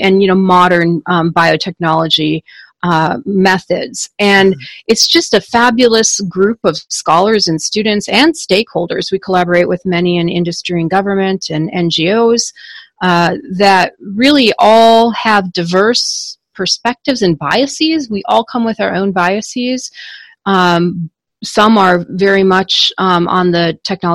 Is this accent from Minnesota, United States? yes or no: yes; Minnesota, United States; moved away as an adult; also born or lived in Washington, D.C.; I wanted to move back to Minnesota, my home state